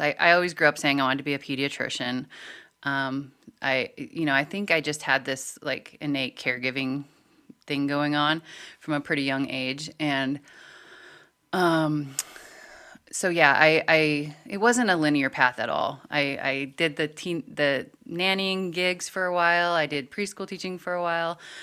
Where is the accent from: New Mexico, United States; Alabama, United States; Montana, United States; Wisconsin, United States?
Montana, United States; growing up in Montana, there is this overall cultural view